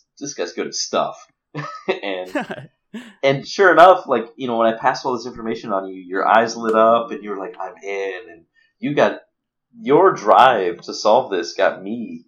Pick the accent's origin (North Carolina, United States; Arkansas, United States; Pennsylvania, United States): Arkansas, United States; moved away; I'm from Arkansas